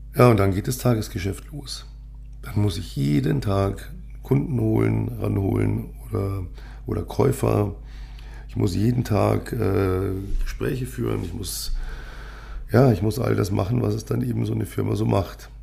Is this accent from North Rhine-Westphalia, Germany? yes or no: no; Munich, Bavaria, Germany; ich bin ja gebürtiger Münchner